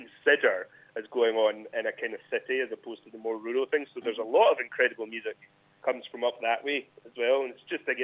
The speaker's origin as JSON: {"language": "English", "area": "Fintry", "region": "Scotland", "country": "United Kingdom", "tie": "born or raised there", "said": "Finesty, which is my hometown gig"}